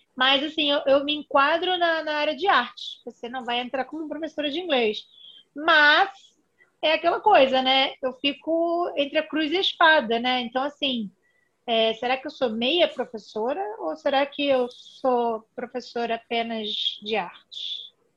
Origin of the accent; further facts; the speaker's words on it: Rio de Janeiro, Brazil; Eu sou aqui do Rio de Janeiro, talvez pelo sotaque seja fácil de perceber.